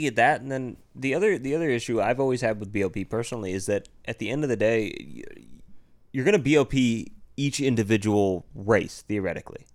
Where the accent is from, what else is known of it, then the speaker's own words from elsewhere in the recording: United States; being American